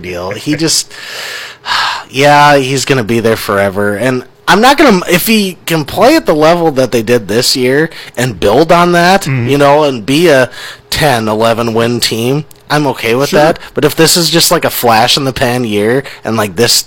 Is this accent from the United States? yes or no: yes; Minneapolis, Minnesota, United States; I'm from Minneapolis